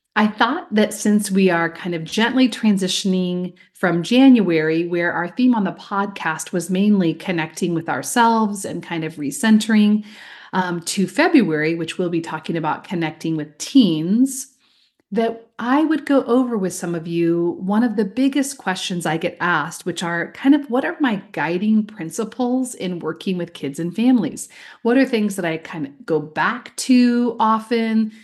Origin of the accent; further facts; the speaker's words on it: Iowa, United States; now in Oregon, United States; I recently got back from my home state of Iowa, where I grew up